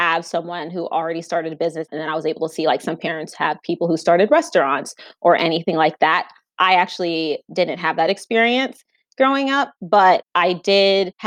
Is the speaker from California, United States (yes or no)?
no; Spring Hill, Florida, United States; also born or lived in New York; I was actually born in New York, but then I moved to Florida. I grew up in a single parent household.